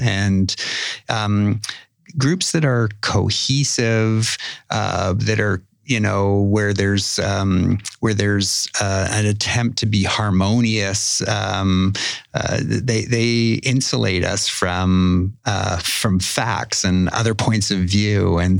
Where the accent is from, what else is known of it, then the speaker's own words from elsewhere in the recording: Winnipeg, Manitoba, Canada; In Winnipeg.